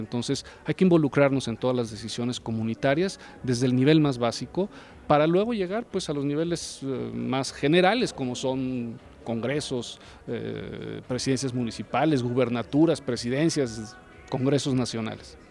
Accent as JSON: {"language": "Spanish", "region": "San Luis Potosí", "country": "Mexico", "said": "yo soy aquí vecino de San Luis Potosí"}